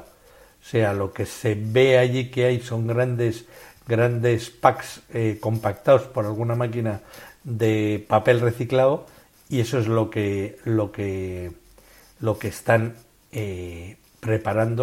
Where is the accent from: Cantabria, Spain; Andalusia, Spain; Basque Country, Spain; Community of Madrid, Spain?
Basque Country, Spain; a village near Tolosa, Gipuzkoa; al lado de mi pueblo en Tolosa